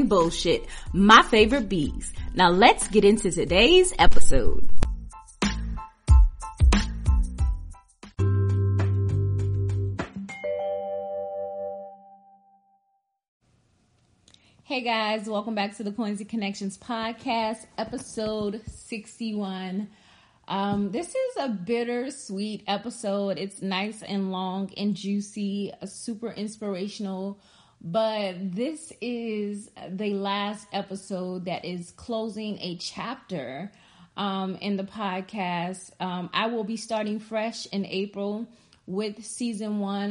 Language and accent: English; Charleston, South Carolina, United States; Charleston, South Carolina, because that's where I was born at, and I am from South Carolina